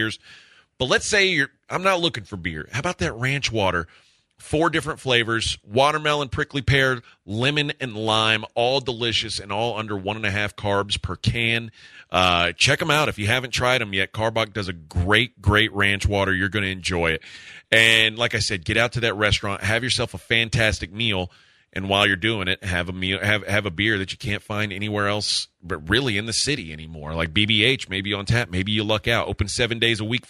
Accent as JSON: {"language": "English", "region": "Texas", "country": "United States", "said": "I'm still a Texan"}